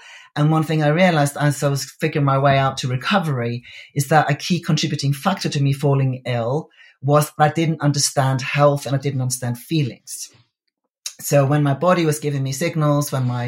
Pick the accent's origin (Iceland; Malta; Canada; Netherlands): Iceland; moved away; I come from Iceland originally. It's a very small country.